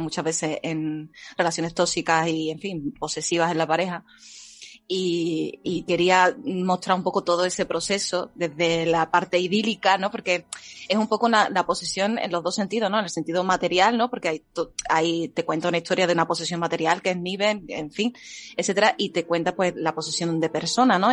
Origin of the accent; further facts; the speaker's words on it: Seville, Andalusia, Spain; Sevilla Centro soy